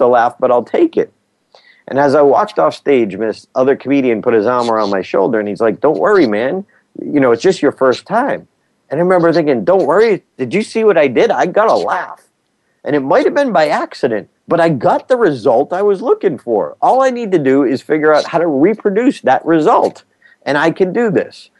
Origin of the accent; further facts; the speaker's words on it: Auburn, Massachusetts, United States; who had launched the first liquid fuel rocket in history in my hometown